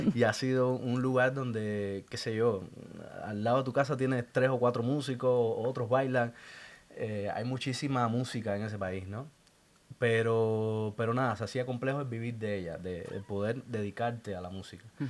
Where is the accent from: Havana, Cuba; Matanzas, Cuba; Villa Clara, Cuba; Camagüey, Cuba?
Villa Clara, Cuba; Santa Clara; Yo soy de Santa Clara, el centro de Cuba.